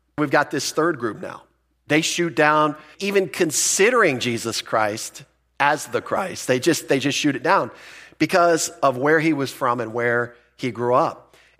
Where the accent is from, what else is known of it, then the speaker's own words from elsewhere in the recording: Philippines; born there; Some of you know that I was born in the Philippines.